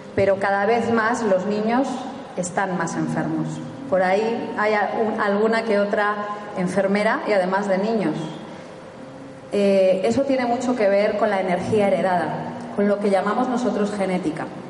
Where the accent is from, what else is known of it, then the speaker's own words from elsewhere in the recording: Spain; somos españoles